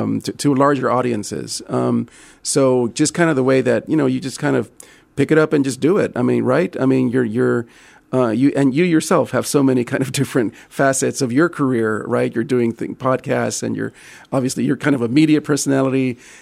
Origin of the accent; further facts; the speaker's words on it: Texas, United States; Since I grew up in the Valley and in, you know, McAllen has become the epicenter of this thing.